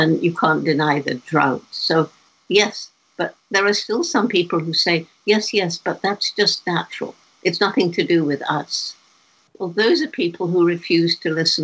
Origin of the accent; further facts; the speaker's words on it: England, United Kingdom; moved away as an adult; when I was 10 years old, growing up in England